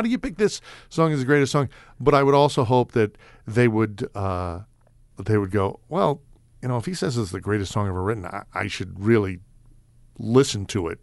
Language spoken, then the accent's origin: English; New York City, New York, United States; I grew up in New York City